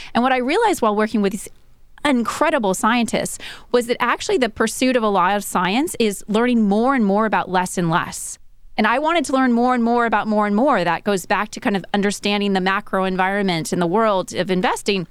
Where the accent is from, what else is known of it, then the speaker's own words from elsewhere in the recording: Southern California, United States; also born or lived in Silicon Valley; I grew up in Southern California